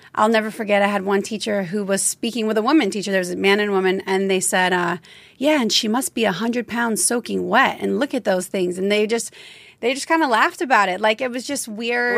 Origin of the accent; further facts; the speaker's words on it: Louisiana, United States; I grew up in Louisiana